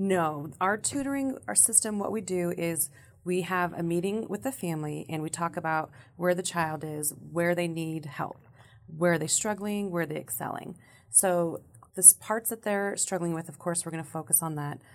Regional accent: Sparks, Nevada, United States; I was born and raised in Sparks

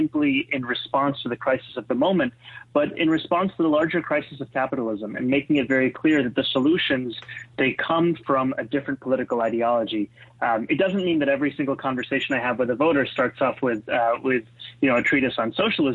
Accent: New York City, New York, United States; also born or lived in Kampala, Uganda; I was born and raised in Kampala, Uganda, in East Africa. I immigrated to New York City at the age of 7 in 1999

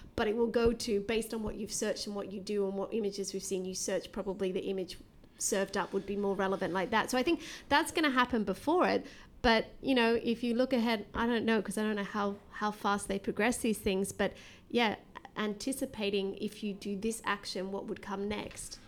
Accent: Australia; moved away; I'm actually from Australia

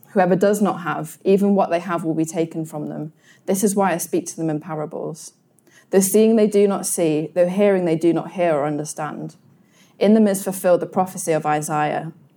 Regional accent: United Kingdom; as British people

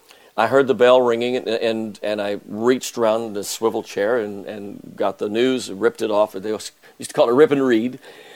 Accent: San Angelo, Texas, United States; 140 miles from my hometown in San Angelo

